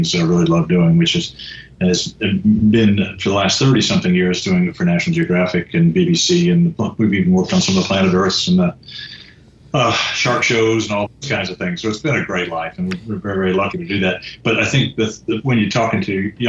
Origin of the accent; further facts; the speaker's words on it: Central Florida, United States; I grew up here in Central Florida